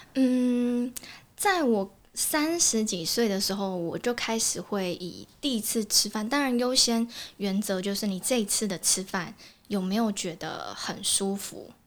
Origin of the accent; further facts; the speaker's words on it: Kaohsiung, Taiwan; moved away; 因为我之前是在高雄，我是高雄人